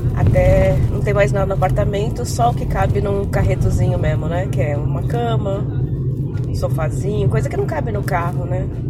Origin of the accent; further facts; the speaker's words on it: ABC Paulista, São Paulo, Brazil; eu sou da BC, que são cidades vizinhas